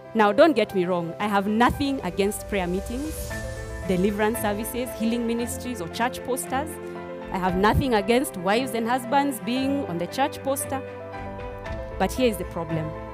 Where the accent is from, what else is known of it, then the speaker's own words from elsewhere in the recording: Nairobi, Kenya; also born or lived in Machakos, Kenya; my relationship with this great city of Nairobi started when I was seven years old, when my family, our family moved here in Nai-, to Nairobi, um, from Machakos, where we had lived all my life until then. So I was born in Machakos